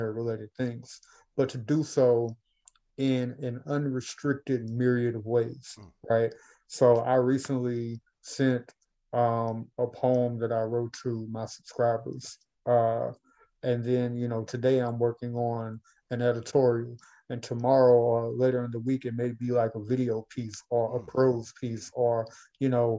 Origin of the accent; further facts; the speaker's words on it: Baton Rouge, Louisiana, United States; my hometown, Baton Rouge